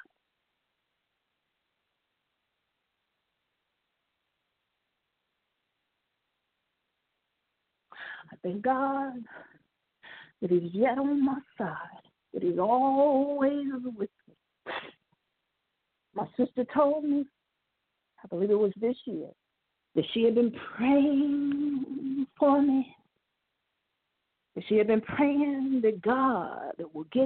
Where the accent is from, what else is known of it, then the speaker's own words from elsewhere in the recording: Indiana, United States; I'm from Indiana